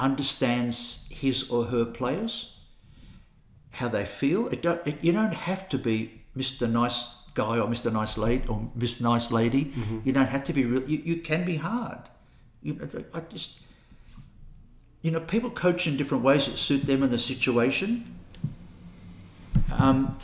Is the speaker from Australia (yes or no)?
yes; Australia; now in Christchurch, New Zealand; I'm an Australian. I live in Christchurch.